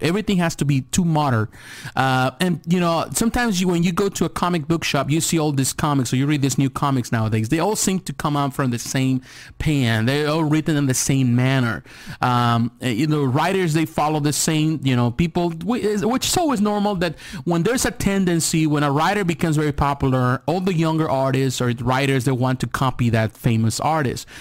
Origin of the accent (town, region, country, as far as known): United States